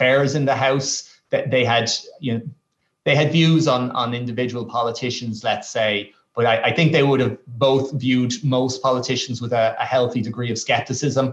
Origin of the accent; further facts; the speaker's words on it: Dublin, Leinster, Ireland; I grew up just outside of Mulhuddart